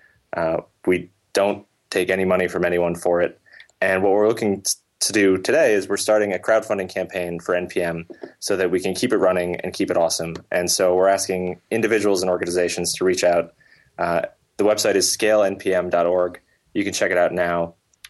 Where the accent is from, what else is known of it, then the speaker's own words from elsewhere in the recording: New York, United States; I'm from New York